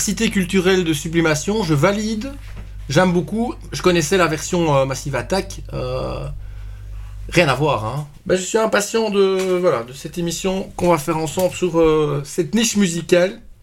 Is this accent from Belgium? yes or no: yes; Belgium; accent: Belgian; mon accent belge